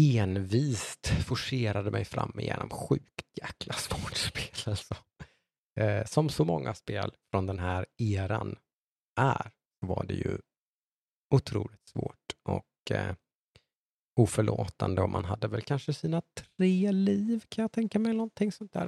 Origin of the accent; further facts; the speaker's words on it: Äng, Jönköping County, Sweden; also born or lived in Eksjö; uppvuxen i ett litet samhälle som heter Äng utanför Nässjö